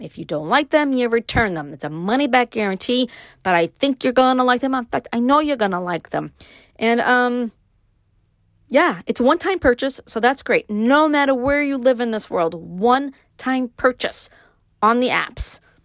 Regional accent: New York City, New York, United States; born or raised there; accent: Brooklyn

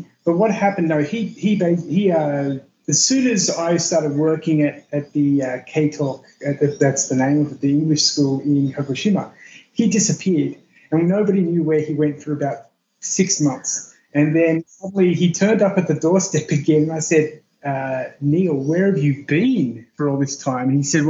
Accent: Australia; I found a New Zealander, as I'm an Australian citizen

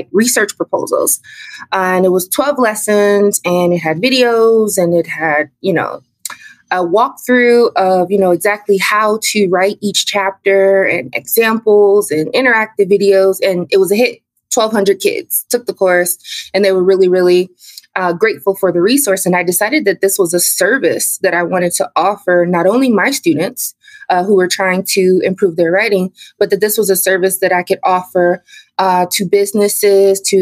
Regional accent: Cleveland, Ohio, United States; moved away as an adult; also born or lived in South Korea / Oman / China; I'm from Cleveland, Ohio.

